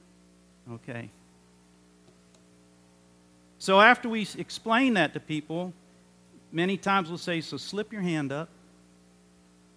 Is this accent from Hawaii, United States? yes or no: yes; Hawaii, United States; I'm from Hawaii